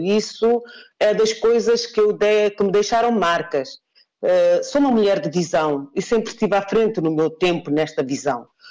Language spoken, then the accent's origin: Portuguese; Guinea-Bissau; não sou guinense apenas porque nasci na Guiné-Bissau